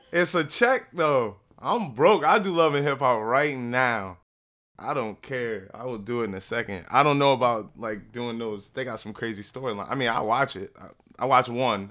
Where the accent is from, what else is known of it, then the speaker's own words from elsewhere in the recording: Newark, New Jersey, United States; moved away as an adult; also born or lived in Hillside, New Jersey; now in Woodbridge, United States; I'm from Newark. I live in Hillside. I now live in Woodbridge.